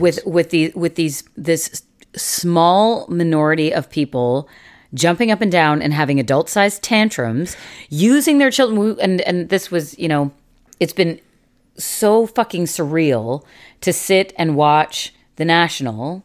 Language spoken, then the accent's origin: English; Canada; as a Canadian society